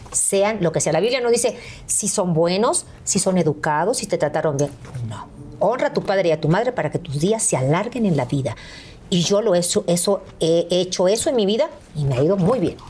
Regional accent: Veracruz, Mexico; llegué a donde yo nací, a la Beneficencia Española, allá en Veracruz

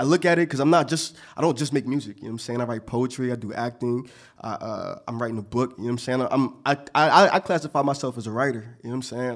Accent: Montgomery County, Pennsylvania, United States; I came from Montgomery County

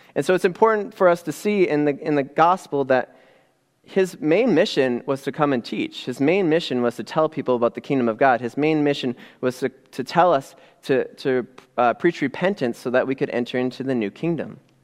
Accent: Upper Peninsula of Michigan, United States; now in Midland, United States; growing up in the Upper Peninsula of Michigan, um, way, way up north, right across from Canada

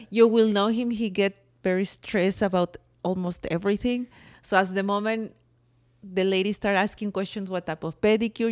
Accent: Mexico; accent: Mexican; It's my Mexican accent.

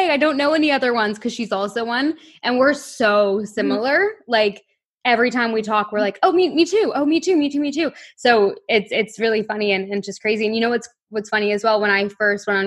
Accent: Toronto, Ontario, Canada; moved away as an adult; now in London; where I grew up in Toronto

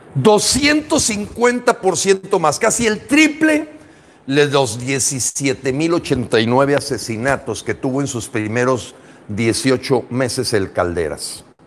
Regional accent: Mexico; Somos mexicanos

